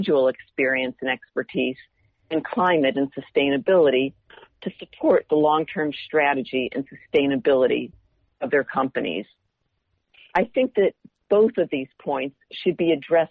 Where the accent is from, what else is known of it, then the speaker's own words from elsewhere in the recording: Indiana, United States; moved away; growing up in Indiana